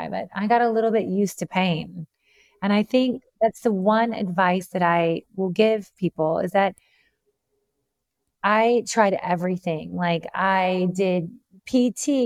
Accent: the South, United States; I'm from the South

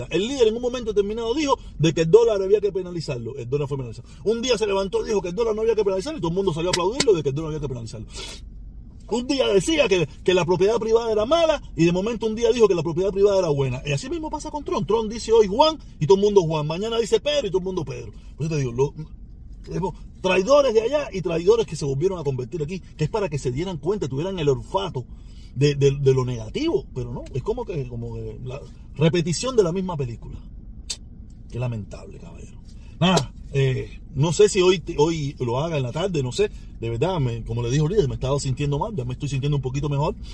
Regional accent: Cuba; yo sigo siendo el protestón cubano

